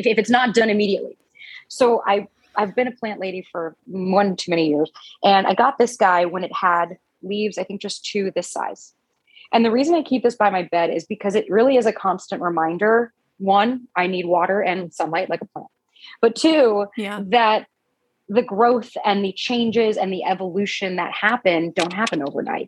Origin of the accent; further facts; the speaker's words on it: New York, United States; moved away as an adult; now in Los Angeles, United States; as a New Yorker coming here